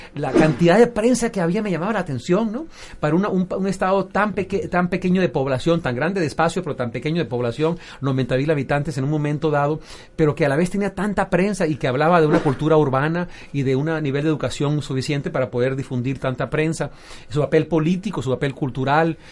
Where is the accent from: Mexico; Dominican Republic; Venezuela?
Venezuela; moved away; also born or lived in United States; siendo venezolano en Estados Unidos